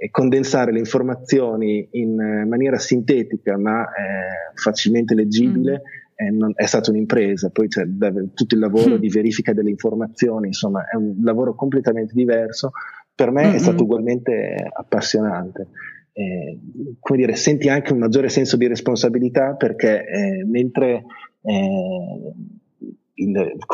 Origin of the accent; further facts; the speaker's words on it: Italy; born there; io non sono veramente un madrelingua inglese, mio padre è inglese ma io sono nato in Italia, leggo tranquillamente in inglese, ma scrivere è, è un'altra cosa.